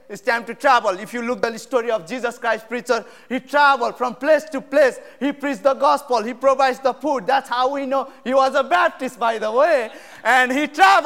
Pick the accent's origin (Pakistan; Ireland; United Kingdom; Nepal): Nepal; English is a second language; moved away as an adult; now in United States; I'm from Nepal. I came to U.S. in 2015 in August, and my English language has been learning